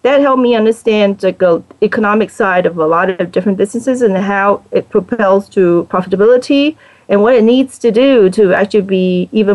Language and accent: English; Hong Kong; now in United States; I'm originally from Hong Kong